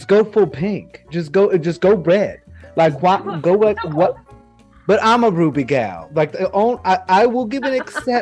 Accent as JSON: {"language": "English", "region": "South Texas", "country": "United States", "tie": "born or raised there", "also_born_or_lived": "Houston", "said": "I grew up in South Texas"}